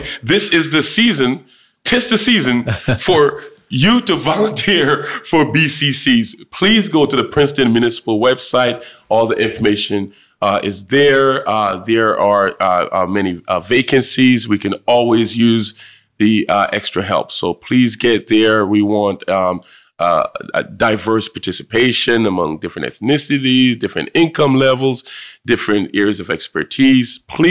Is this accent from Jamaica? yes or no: yes; Jamaica; where I grew up in Jamaica was extremely rural. Rural to the point where we didn't even have indoor plumbing.